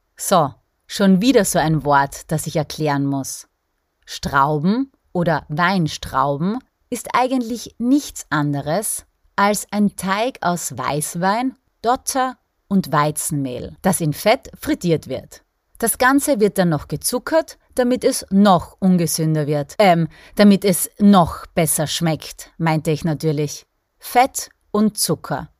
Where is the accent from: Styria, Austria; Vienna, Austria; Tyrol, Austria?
Styria, Austria; bei uns in der Steiermark